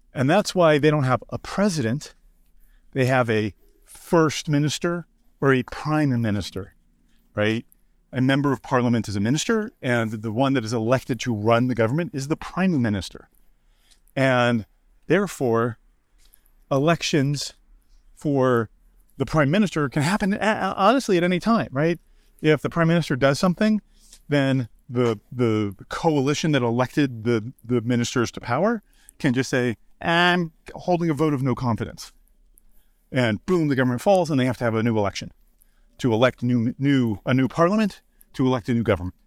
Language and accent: English; United States; I'm American